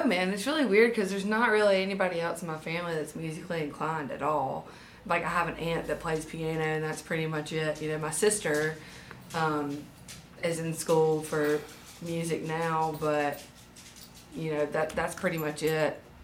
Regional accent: Demopolis, Alabama, United States; also born or lived in Tuscaloosa, Alabama; I was born in Tuscaloosa and then moved down to this area in Marengo County when I was in third grade. So pretty much this is hometown. Demopolis, Linden, that area

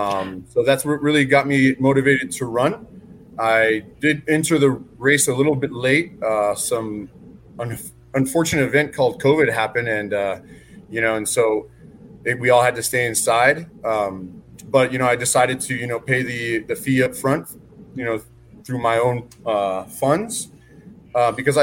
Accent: El Paso, Texas, United States; also born or lived in Germany; We moved back to El Paso. I grew up in the Northeast, the East Side, which is kind of more central now, and even the Far East Side. I attended all of my schooling here.

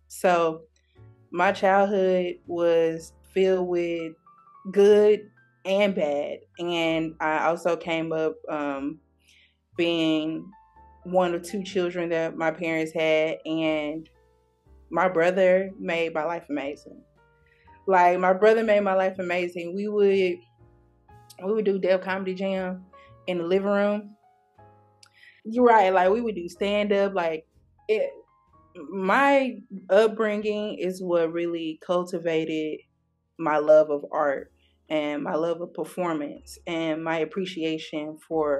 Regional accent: Memphis, Tennessee, United States; moved away as an adult; now in California, United States; I was raised in North Memphis, which is a rough part of Memphis

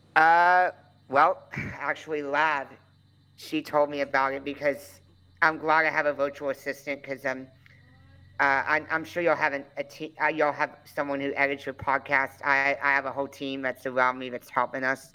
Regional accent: Conroe, Texas, United States; I was born in Conroe, Texas in 1993

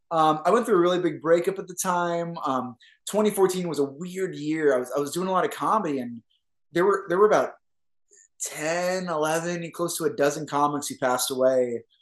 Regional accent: Gardena, California, United States; So I grew up in the South Bay, um, specifically Gardena, close to Carson, close to Torrance, close to Compton.

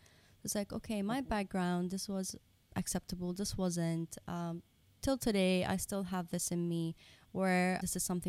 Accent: Dubai, United Arab Emirates; So like we mentioned earlier, like we are Japanese Pakistani, but we were brought up in Dubai.

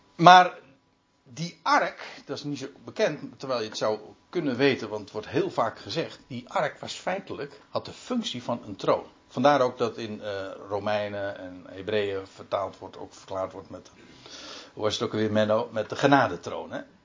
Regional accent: Netherlands; wij weten als Nederlanders

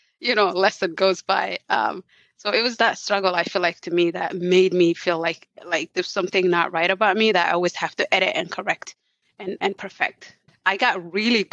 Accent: Somalia; moved away; I come from Somalia. There was war there. We had to flee for our life.

